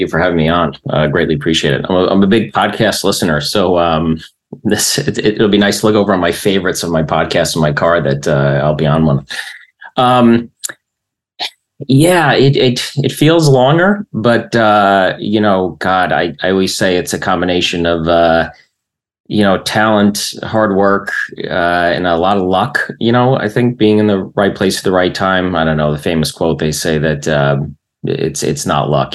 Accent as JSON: {"language": "English", "town": "Springfield", "region": "New Jersey", "country": "United States", "tie": "born or raised there", "also_born_or_lived": "Bayonne, New Jersey", "said": "in 1970, they moved out to the burbs"}